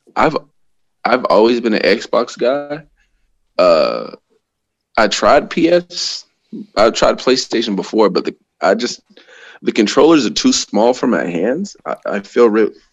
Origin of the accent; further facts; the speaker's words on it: Tampa, Florida, United States; moved away as an adult; also born or lived in Napa, California; now in Bay Area, California, United States; I'm originally from Tampa, Florida.